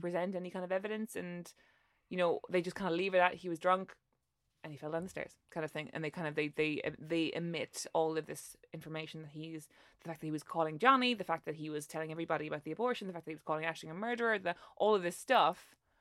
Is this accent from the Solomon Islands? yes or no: no; Ireland; as an Irish person